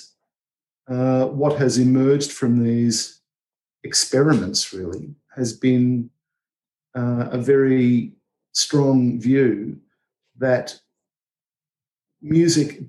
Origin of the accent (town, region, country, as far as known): Australia